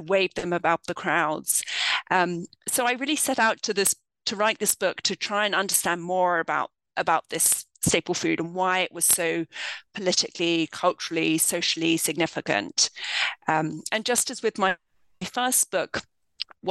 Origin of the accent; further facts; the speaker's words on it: London, United Kingdom; moved away as an adult; now in United States; I grew up in the United Kingdom. I'm from London